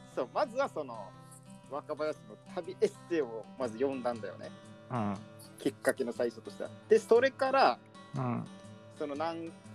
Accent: Kansai, Japan; born or raised there; now in Tokyo, Japan

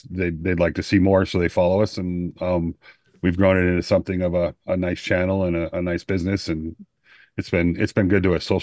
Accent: Greenville, South Carolina, United States; from Greenville, South Carolina

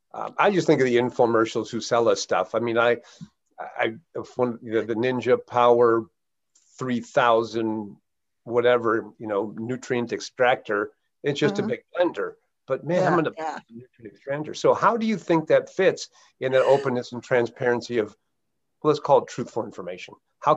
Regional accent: Russia; you've lived overseas and I was from Russia, so we have different times.

